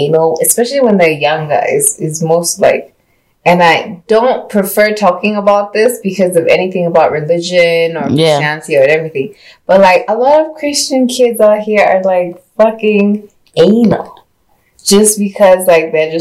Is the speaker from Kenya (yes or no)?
yes; Kenya; we're African, we're Kenyan, we're traditional